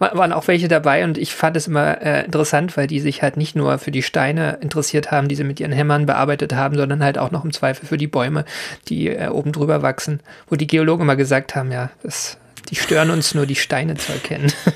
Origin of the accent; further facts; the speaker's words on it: Berlin, Germany; Also ich komme ja aus Berlin